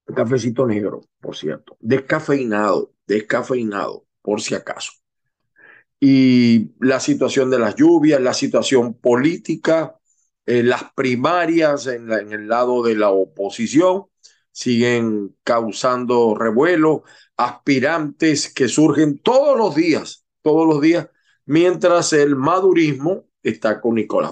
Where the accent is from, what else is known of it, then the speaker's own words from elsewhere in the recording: Zulia, Venezuela; los venezolanos, que, sobre todo los que venimos del Zulia